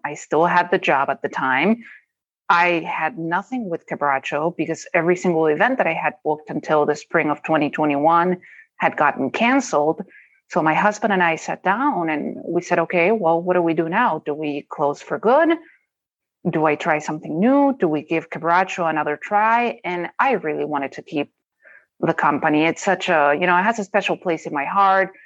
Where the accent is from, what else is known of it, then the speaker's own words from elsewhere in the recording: Rosario, Santa Fe, Argentina; moved away as an adult; also born or lived in Colorado; now in Minnesota, United States; I grew up in a city called Rosario in Argentina